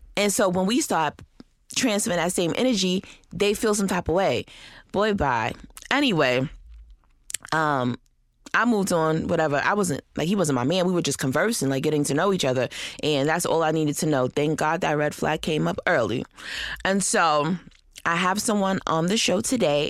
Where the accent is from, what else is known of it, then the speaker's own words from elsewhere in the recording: Rochester, New York, United States; moved away; Rochester, New York, which is my hometown.